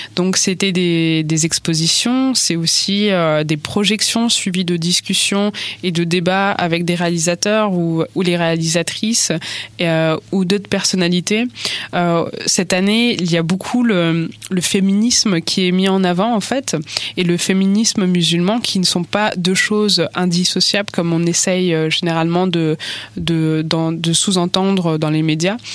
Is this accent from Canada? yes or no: no; France; en tant que française, personne qui est née en fait en France, qui a grandi en, en France